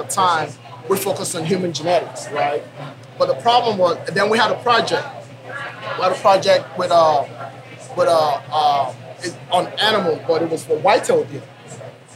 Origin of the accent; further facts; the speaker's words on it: Nigeria; moved away as an adult; also born or lived in Oklahoma, United States; now in Oklahoma City, United States; I'm originally from Nigeria, right? So I came here when I was 19 years old to go to college